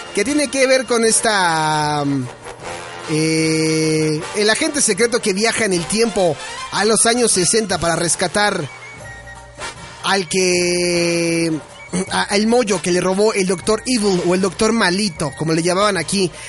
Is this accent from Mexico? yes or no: yes; Mexico; nosotros aquí en México